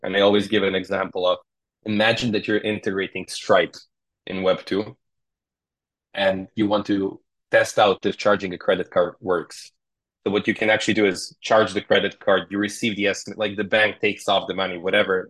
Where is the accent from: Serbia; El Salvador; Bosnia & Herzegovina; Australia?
Serbia; We're from Serbia, so in Eastern Europe